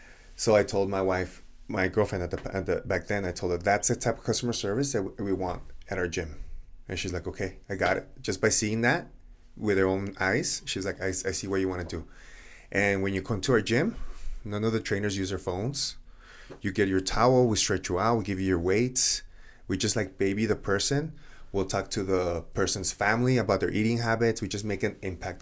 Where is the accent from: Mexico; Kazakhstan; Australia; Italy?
Mexico; Ciudad Juárez, Chihuahua; also born or lived in El Paso; I grew up in Juarez, 18 years, but I went to school here in El Paso almost all my life after third grade.